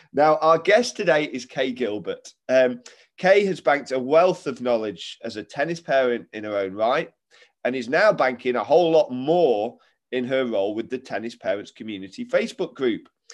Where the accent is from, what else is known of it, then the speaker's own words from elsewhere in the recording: Derby, East Midlands, United Kingdom; two Derby folk